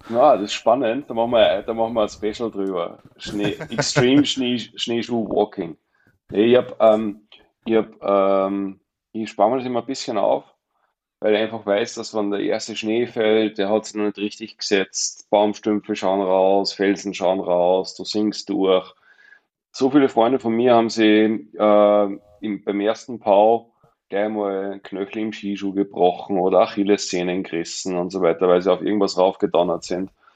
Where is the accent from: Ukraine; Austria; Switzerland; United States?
Austria; Mondsee, Upper Austria; moved away as an adult; also born or lived in Glemmtal, Salzburg; now in Saalbach-Hinterglemm, Austria; Ich bin ja ein Zurgroster. Ich bin ja nicht, Ur, nicht ähm, Eingeborener, nicht Aboriginal von, vom Klemmtal, bin ja ursprünglich Oberösterreicher vom Mondsee